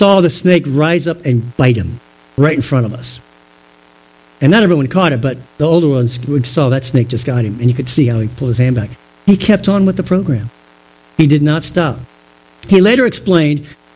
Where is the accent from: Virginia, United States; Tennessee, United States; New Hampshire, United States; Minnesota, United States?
Virginia, United States; Growing up in Virginia, we'd go to camp